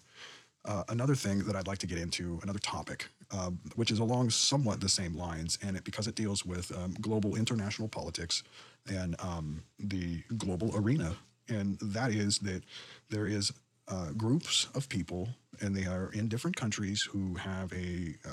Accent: United States; born or raised there

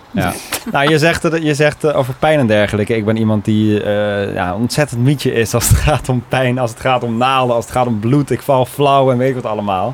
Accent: Obbicht, Limburg, Netherlands; ik kom uit Obbicht

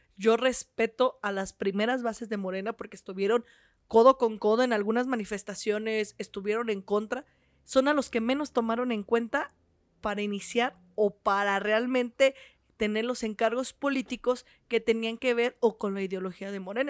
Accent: Michoacán, Mexico; soy michoacana, soy docente

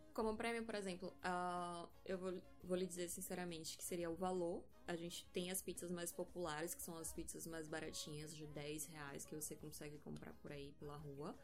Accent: Salvador, Bahia, Brazil; sou de Salvador

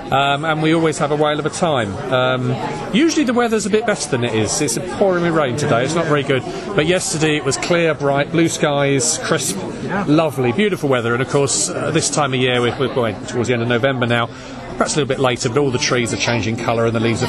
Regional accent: London, United Kingdom; now in Lincolnshire, United Kingdom; I'm from London, South London originally. We currently live in Lincolnshire in England

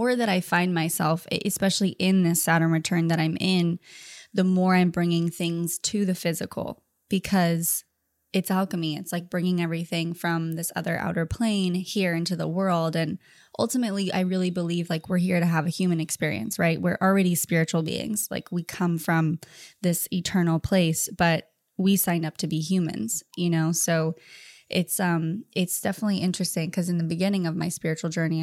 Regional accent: Orange County, California, United States; also born or lived in Thousand Oaks, California; I grew up in Orange County

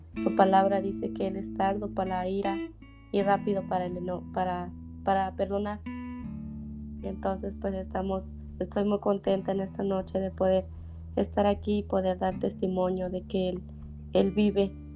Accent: Teococuilco, Oaxaca, Mexico; yo nací en un pueblito ahora pequeño que se llama Teocuilco

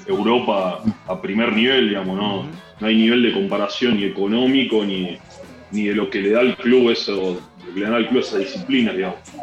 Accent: Argentina; moved away as an adult; also born or lived in Basque Country, Spain; now in Spain

